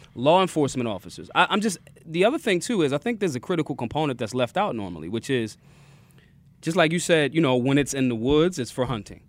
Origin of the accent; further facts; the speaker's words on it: Philadelphia, Pennsylvania, United States; I'm from Philly.